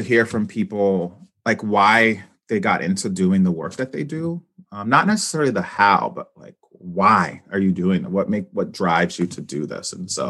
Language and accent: English; Brawley, California, United States; my hometown. I'm from Brawley, California.